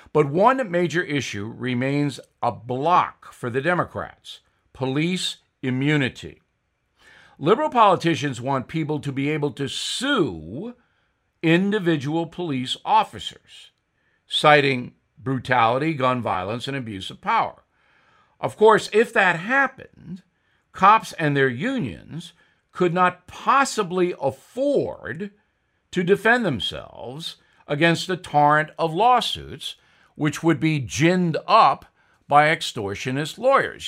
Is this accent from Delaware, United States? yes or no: no; Levittown, New York, United States; Since I grew up with him in Levittown, New York